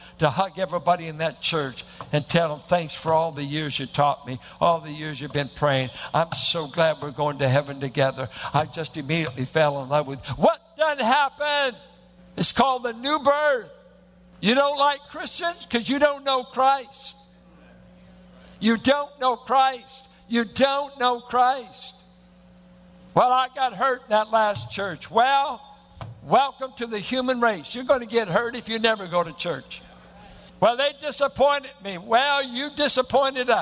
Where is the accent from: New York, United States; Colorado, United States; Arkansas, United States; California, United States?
California, United States; Richmond; R&B on KDIA. And I went to a church that looked like it was planted in the hills of Oklahoma. Bunch of Arkies and Midwesterners in South Richmond